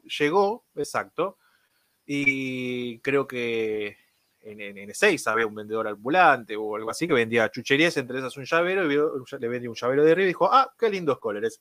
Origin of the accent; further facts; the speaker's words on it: Florencio Varela, Buenos Aires Province, Argentina; Yo soy de Florencio Varela, la ciudad del DF